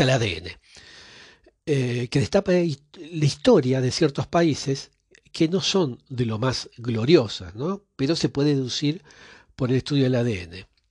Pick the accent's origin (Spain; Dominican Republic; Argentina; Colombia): Argentina; yo que nací en Argentina